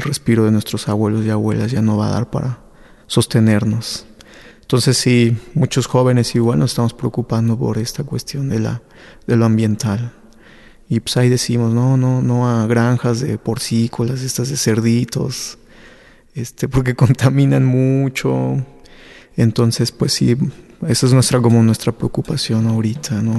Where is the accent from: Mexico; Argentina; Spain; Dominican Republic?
Mexico; San Esteban Atatlahuca, Oaxaca; soy de un pueblito, de una mixteca alta. Se llama alta porque es de montañas. Entonces, ahí nací